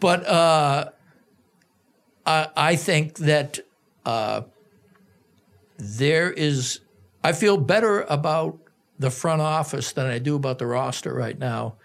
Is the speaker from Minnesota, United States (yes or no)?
no; Boston, Massachusetts, United States; now in Minneapolis, United States; I grew up in Boston, which is a prestigious city in many quarters